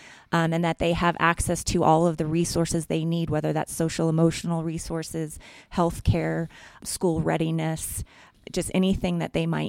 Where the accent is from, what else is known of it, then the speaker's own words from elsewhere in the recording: Albuquerque, New Mexico, United States; moved away as an adult; now in Westcliffe, United States; I'm originally from Albuquerque, New Mexico. My parents are still there